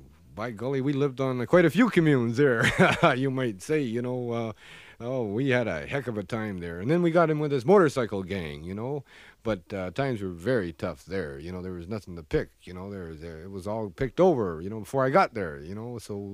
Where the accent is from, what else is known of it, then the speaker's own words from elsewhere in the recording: Prince Rupert, British Columbia, Canada; born there; I was born up there in Prince Rupert. It's a logging community.